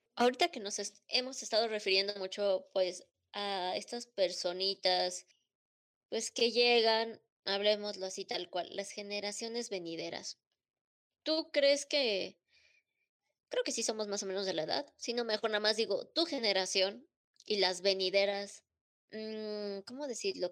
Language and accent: Spanish; Mexico; estamos bajo la misma bandera y todos nacimos en México